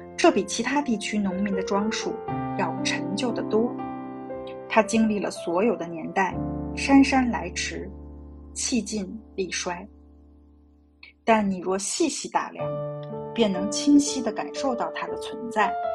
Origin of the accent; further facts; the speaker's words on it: China; 我们中国人